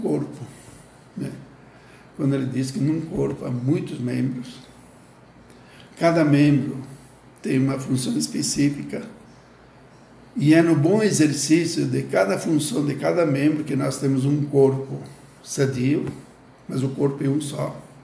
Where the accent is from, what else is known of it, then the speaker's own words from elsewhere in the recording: Gaurama, Rio Grande do Sul, Brazil; a minha cidade natal é, chama-se Gaurama. Gaurama fica na região norte do estado do Rio Grande do Sul